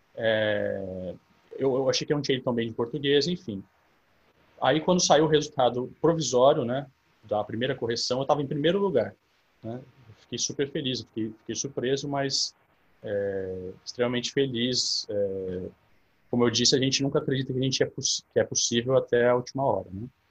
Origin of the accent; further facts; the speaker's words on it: São Carlos, São Paulo, Brazil; eu sou nascido em São Carlos, né, no interior de São Paulo. Eu tenho 32 anos. Eu fiquei aqui até, até os meus 19 anos